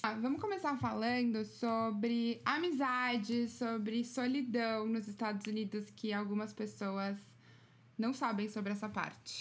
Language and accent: Portuguese; São Paulo, Brazil; now in United States; eu sou de São Paulo